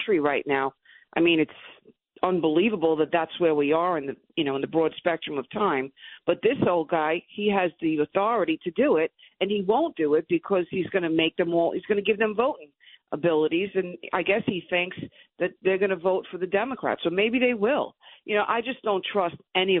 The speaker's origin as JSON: {"language": "English", "town": "New York City", "region": "New York", "country": "United States", "tie": "born or raised there", "said": "I'm a kid from Brooklyn"}